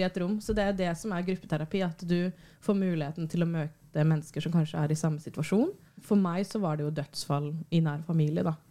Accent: Bærum, Akershus, Norway; der jeg vokste opp i Bærum

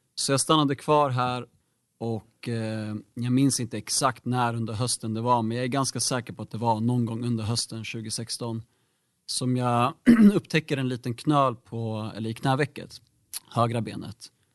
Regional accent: Bro, Stockholm County, Sweden; jag är faktiskt född och uppvuxen här i Bro, har bott här hela livet

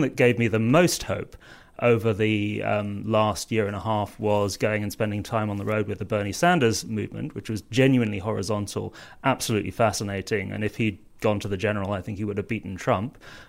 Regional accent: South East England, United Kingdom; now in London, United Kingdom; I'm a global villager and a villager, both in the village that I grew up in Surrey and in the village that I live in now in South London.

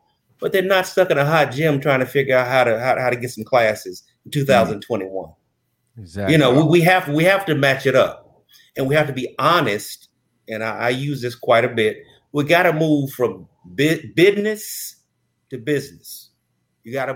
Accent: Johnson City, Tennessee, United States; that's my hometown, Johnson City, that area

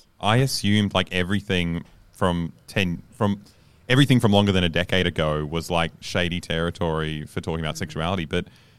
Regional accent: Serbia; We had a very limited run because I grew up in Yugoslavia

